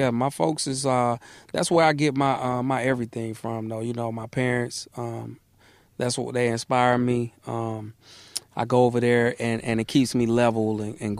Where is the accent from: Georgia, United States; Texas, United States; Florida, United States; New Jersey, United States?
Georgia, United States; Atlanta; born or raised there; also born or lived in Mississippi